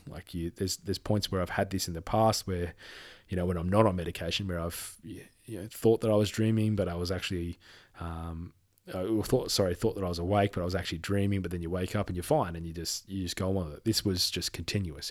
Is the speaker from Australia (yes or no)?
yes; Perth, Western Australia, Australia; moved away; I'm from Perth